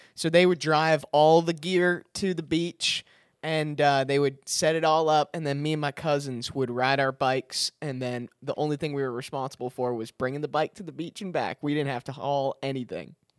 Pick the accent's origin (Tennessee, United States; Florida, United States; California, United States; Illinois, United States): Illinois, United States; Chicago; I'm from Chicago